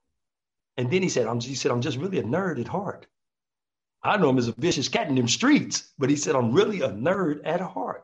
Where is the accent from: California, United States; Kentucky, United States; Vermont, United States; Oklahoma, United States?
California, United States; Compton; We're the guys from Compton